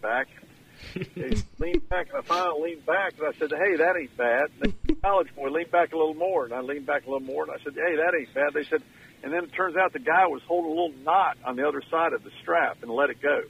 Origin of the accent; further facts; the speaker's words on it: Jamestown, North Carolina, United States; I grew up in Jamestown, North Carolina, and I had a great life.